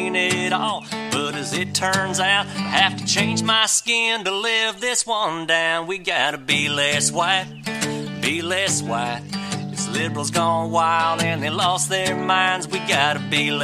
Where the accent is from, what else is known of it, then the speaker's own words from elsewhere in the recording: Mississippi, United States; I'm from Mississippi